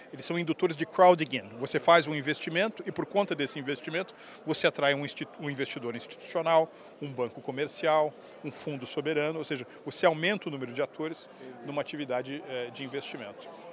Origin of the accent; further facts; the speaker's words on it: São Paulo, Brazil; nasci em São Paulo, uh, cresci no bairro das Perdizes